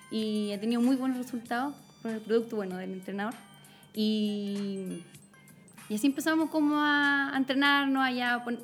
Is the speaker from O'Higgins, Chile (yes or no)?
yes; Coya, O'Higgins, Chile; moved away as an adult; also born or lived in Rancagua; now in Santiago, Chile; Yo nací en Coya, en los cerros, por eso me encanta todavía. mi colegio estaba en el cerro